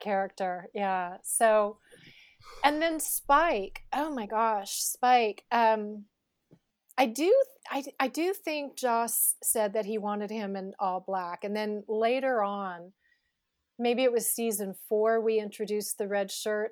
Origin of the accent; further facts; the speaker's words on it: Northern California, United States; I grew up in Northern California